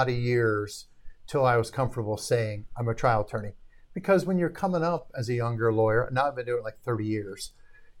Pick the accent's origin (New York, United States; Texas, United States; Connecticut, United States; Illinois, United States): Illinois, United States; Arlington Heights; also born or lived in Milwaukee, Wisconsin; born in Milwaukee. All my family was from Milwaukee. Moved to the Chicago suburbs as a young kid. Grew up in Arlington Heights.